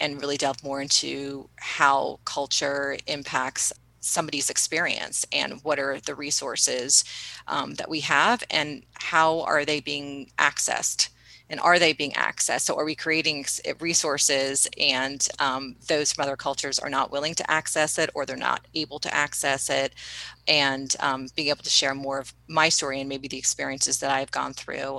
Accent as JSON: {"language": "English", "region": "East Coast", "country": "United States", "tie": "born or raised there", "said": "we grew up on the East Coast"}